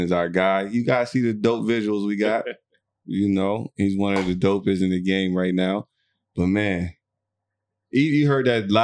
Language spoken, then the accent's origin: English; Alexandria, Virginia, United States; now in Dubai, United Arab Emirates; I'm from Alexandria, Virginia.